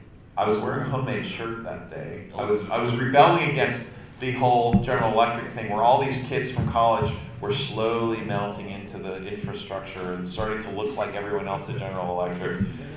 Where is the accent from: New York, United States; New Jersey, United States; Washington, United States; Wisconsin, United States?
New Jersey, United States; Summit; now in Delaware, United States; Originally, I'm from New Jersey, USA. I was born in Summit, New Jersey, and I lived there almost my whole life. 3 years, 4 years ago, I moved to Delaware, across the river.